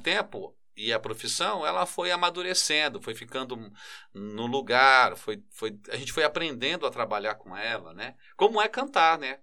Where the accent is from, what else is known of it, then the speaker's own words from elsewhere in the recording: São Paulo, Brazil; eu cresci em Itaquera, na Coab 2